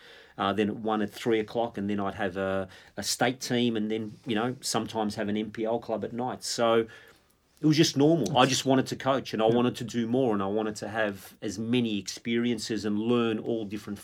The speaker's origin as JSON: {"language": "English", "town": "Melbourne", "region": "Victoria", "country": "Australia", "tie": "born or raised there", "said": "growing up in Melbourne"}